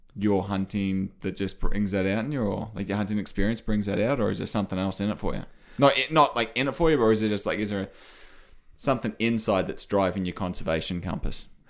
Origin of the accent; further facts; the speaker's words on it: Australia; moved away; I come from Australia